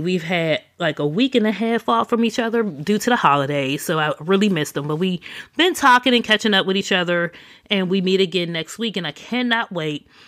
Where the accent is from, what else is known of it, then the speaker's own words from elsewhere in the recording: Pittsburgh, Pennsylvania, United States; moved away; back in my hometown of Pittsburgh